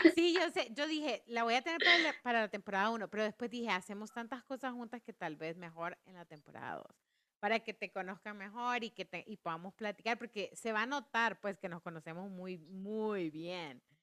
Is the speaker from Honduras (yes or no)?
yes; Honduras; como hondureña